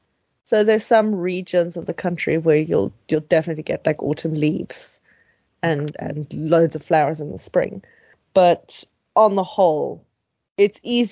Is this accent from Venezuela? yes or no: no; South Africa; moved away as an adult; now in Sweden; I grew up in South Africa